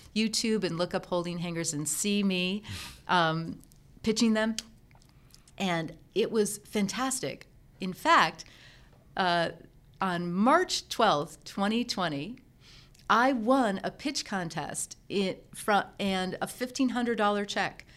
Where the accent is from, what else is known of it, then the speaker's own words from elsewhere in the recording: Endicott, New York, United States; I grew up in Endicott, New York, home of I B M.